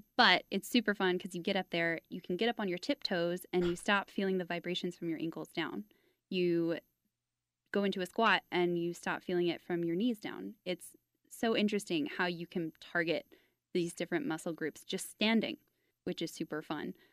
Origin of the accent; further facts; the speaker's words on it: Fort Worth, Texas, United States; I grew up in Fort Worth